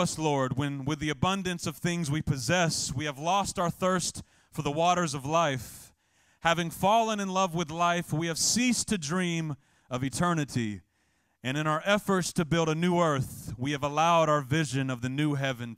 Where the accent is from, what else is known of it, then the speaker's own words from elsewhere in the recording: the South, United States; I'm a kid from the South